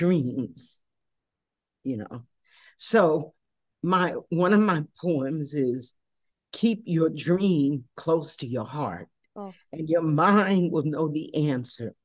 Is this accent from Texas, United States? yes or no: no; New York, United States; moved away as an adult; also born or lived in Philadelphia / South Florida / Atlanta / Europe; I'm from New York, but I left there in 70.